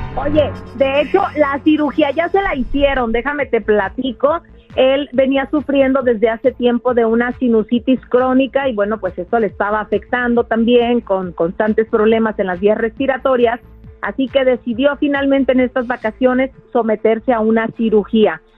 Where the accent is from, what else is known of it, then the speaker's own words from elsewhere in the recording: Mexico; como mexicanos